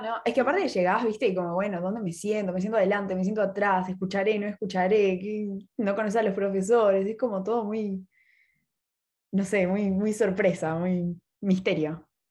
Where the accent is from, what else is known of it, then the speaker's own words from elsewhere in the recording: Buenos Aires, Argentina; yo soy porteña